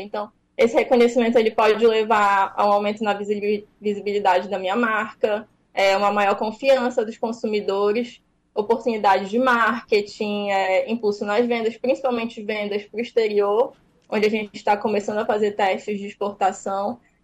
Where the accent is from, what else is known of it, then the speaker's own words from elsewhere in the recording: Pará, Brazil; now in Fortaleza, Brazil; eu sou paraense.